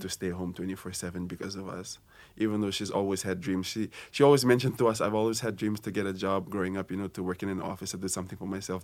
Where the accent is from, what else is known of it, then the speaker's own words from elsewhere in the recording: Fiji; moved away as an adult; now in Hawaii, United States; I'm from Fiji, and this is my second year here at Brigham Young University, Hawaii